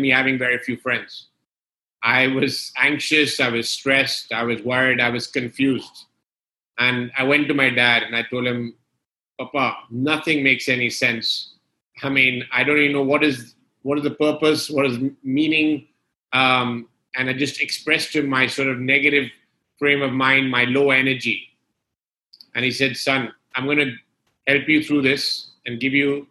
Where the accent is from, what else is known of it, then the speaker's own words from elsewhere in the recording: London, United Kingdom; moved away as an adult; also born or lived in Gulf region; I was born and brought up in London